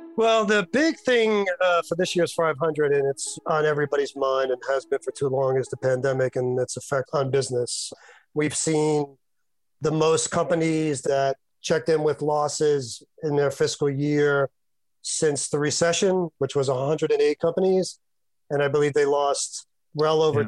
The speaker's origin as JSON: {"language": "English", "town": "Yonkers", "region": "New York", "country": "United States", "tie": "born or raised there", "said": "my hometown of Yonkers"}